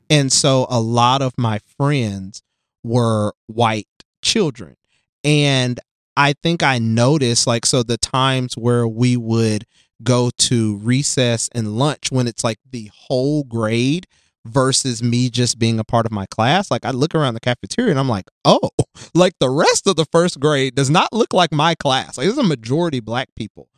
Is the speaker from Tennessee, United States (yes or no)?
yes; Jackson, Tennessee, United States; also born or lived in Nashville, Tennessee; I grew up in Tennessee, West Tennessee, Jackson, and I came to, uh, Nashville for college